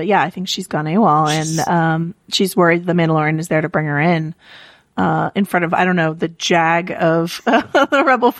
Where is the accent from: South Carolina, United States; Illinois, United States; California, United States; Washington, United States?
California, United States; when people ask me where I grew up, sometimes I'm like, oh, it looks like Endor. And it does. Like, I grew up in the Redwoods.